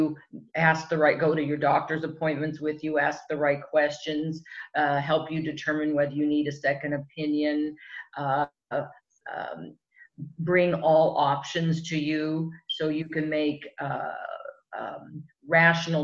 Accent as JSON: {"language": "English", "region": "Southern California", "country": "United States", "tie": "born or raised there", "also_born_or_lived": "Europe", "said": "I grew up here in Southern California"}